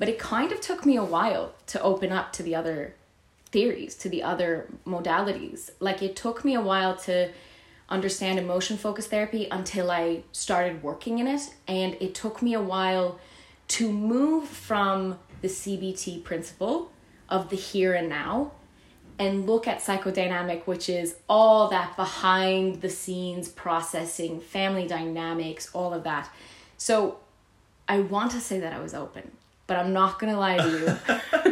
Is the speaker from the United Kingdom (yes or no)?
no; Canada; also born or lived in Vienna; now in Ireland; I was raised in Canada